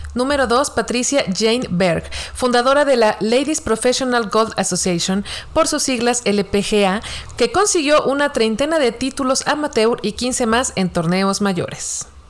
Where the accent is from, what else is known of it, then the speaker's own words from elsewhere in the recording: Mexico; como mexicanos